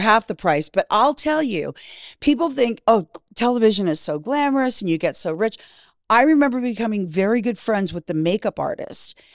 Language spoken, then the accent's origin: English; Canada; moved away as an adult; also born or lived in Miami; Growing up in Canada, it was all hockey